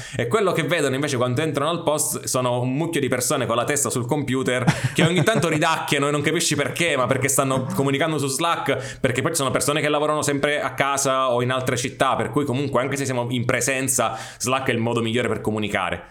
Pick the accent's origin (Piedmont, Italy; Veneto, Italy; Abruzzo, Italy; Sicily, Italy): Sicily, Italy; sono siciliano